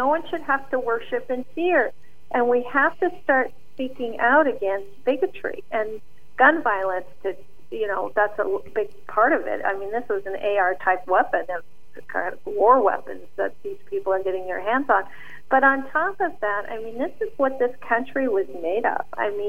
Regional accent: London, United Kingdom; also born or lived in Montreal / Pakistan; because I grew up in London and Montreal. I'm a Canadian citizen, a British citizen, and an American citizen, besides being born in Pakistan.

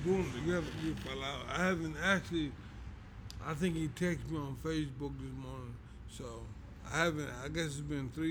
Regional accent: New York City, New York, United States; also born or lived in Brownsville; I grew up in East New York. I I moved to Brownsville maybe 2 years before I started getting recognition.

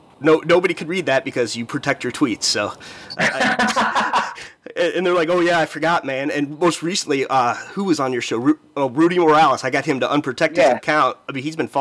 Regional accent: Missouri, United States; I'm from Missouri

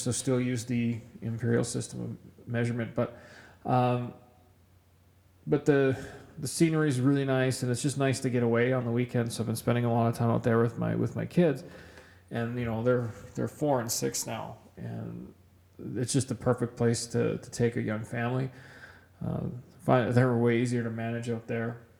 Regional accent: Kamloops, British Columbia, Canada; moved away as an adult; now in Edmonton, Canada; growing up in Kamloops in British Columbia, uh, I grew up on a mountain bike

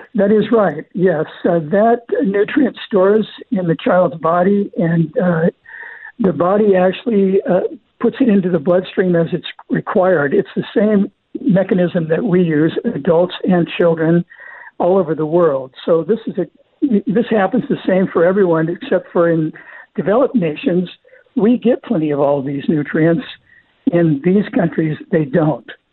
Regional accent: Southern California, United States; I grew up in Southern California

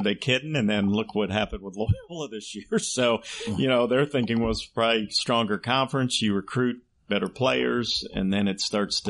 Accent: Cincinnati, Ohio, United States; born and raised in Cincinnati

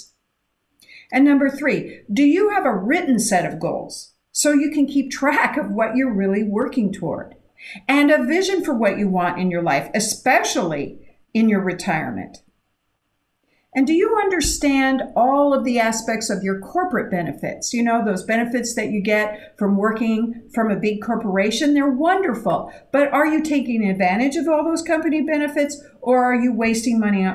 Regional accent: Idaho, United States; I grew up in Idaho

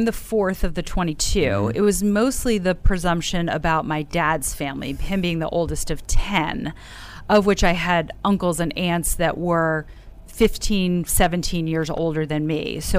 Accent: South Orange, New Jersey, United States; I'm from South Orange, New Jersey.

